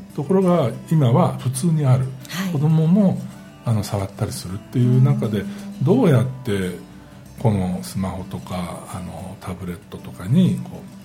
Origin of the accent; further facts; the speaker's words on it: Shimane, Japan; 私も島根県出身ですが